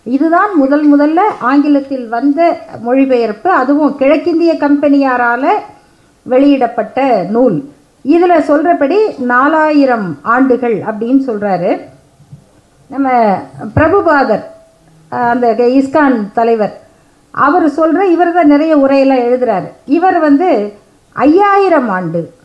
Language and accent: Tamil; Salem, Tamil Nadu, India; நான் பிறந்து வளர்ந்த சேலம் பகுதியில்